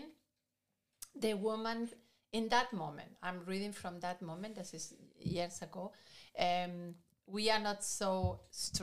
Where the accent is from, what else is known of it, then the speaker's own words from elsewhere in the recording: Spain; English is a second language; moved away; I'm not Argentina. I come from Spain.